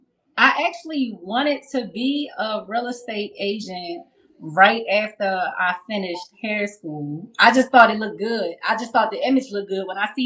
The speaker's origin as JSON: {"language": "English", "town": "Baltimore", "region": "Maryland", "country": "United States", "said": "I'm from Maryland. I'm from Baltimore."}